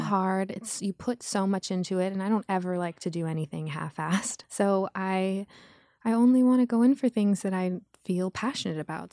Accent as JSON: {"language": "English", "town": "Los Angeles", "region": "California", "country": "United States", "tie": "born or raised there", "said": "I grew up in Los Angeles, Beverly Wood, to be exact. It was West L"}